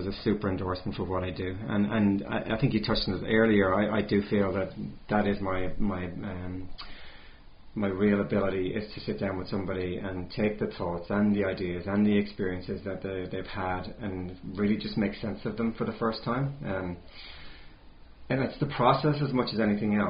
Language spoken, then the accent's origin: English; near Galway City, Connacht, Ireland; moved away as an adult; now in New Zealand; It's near Galway City in the west of Ireland.